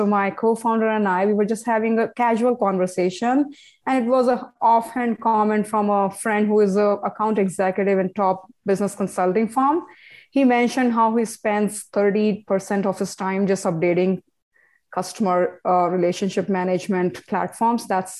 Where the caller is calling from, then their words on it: Toronto, Ontario, Canada; I'm calling from Toronto.